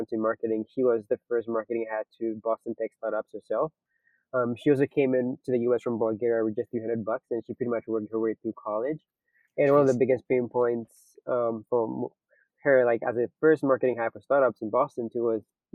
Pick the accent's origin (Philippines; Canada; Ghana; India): Ghana; moved away; So I'm originally from Ghana. So I got into college at 17, and I got my first laptop when I got to college in Ghana.